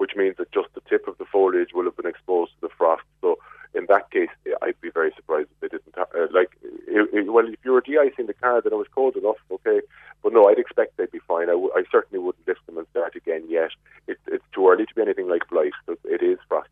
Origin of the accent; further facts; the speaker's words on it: Glanmire, Munster, Ireland; I'm from Glanmire.